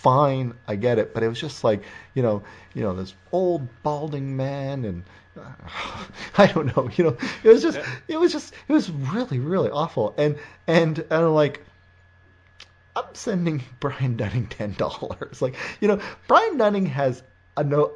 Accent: Windsor, Ontario, Canada; Windsor, my hometown

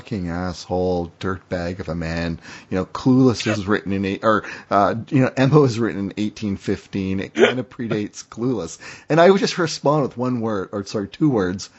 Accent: Windsor, Ontario, Canada; moved away as an adult; also born or lived in Seattle; my hometown, Windsor, which is next to Detroit

